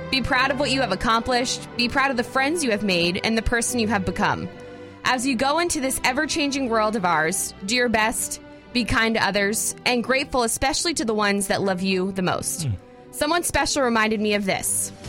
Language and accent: English; Florida, United States; moved away as an adult; now in Georgia, United States; I grew up in Florida